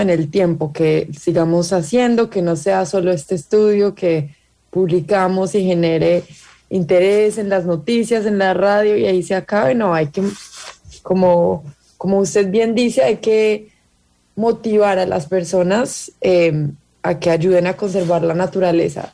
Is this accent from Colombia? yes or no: yes; Colombia; Yo soy colombiana